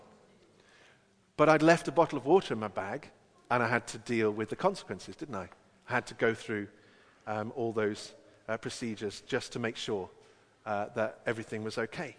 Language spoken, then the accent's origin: English; England, United Kingdom; as only an Englishman can